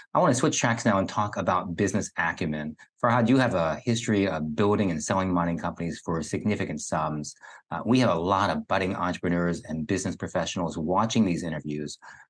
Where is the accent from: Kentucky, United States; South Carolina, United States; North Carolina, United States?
Kentucky, United States; I grew up in Kentucky, and there you have strip mining